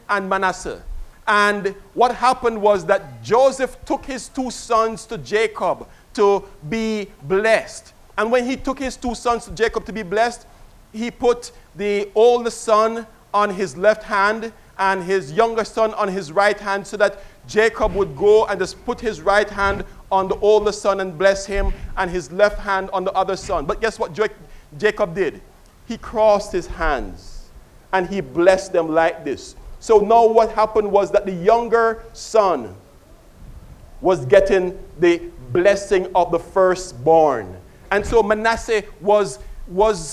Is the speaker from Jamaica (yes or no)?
yes; Kingston, Jamaica; I was a child growing up in Kingston, Jamaica